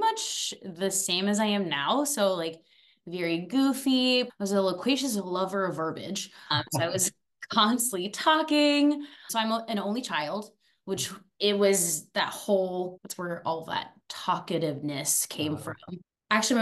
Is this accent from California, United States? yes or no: no; Phoenix, Arizona, United States; also born or lived in Paris, France; was born in Paris, France. I lived there for 8 years. And then I moved to beautiful Arizona. So I was raised in Phoenix. So I was there from like ages 8 to 18